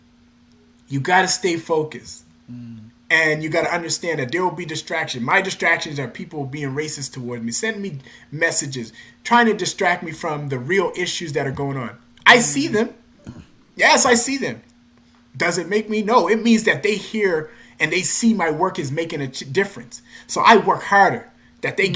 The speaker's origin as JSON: {"language": "English", "town": "North Preston", "region": "Nova Scotia", "country": "Canada", "said": "I came from North Preston, a community"}